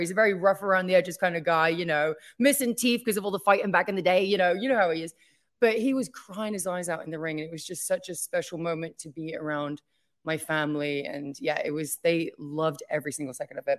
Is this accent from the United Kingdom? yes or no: yes; England, United Kingdom; moved away as an adult; now in United States; my home country